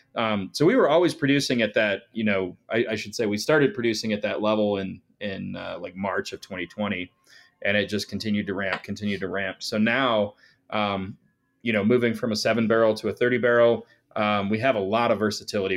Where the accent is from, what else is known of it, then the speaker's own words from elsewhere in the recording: northern Colorado, United States; we grew up in Colorado and grew up in northern Colorado